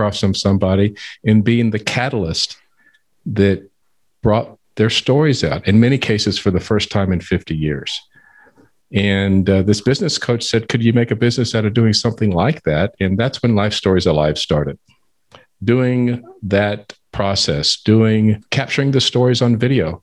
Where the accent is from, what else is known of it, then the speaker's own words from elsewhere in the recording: San Antonio, Texas, United States; I was born and raised in San Antonio